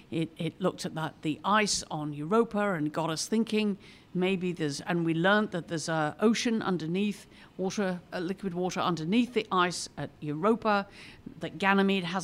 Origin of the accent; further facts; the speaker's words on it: England, United Kingdom; now in United States; maybe I'm more aware of this being a Brit coming. I've lived here now more years in America than I lived in England, but you know, I'm, it sort of makes you more aware of cultural background.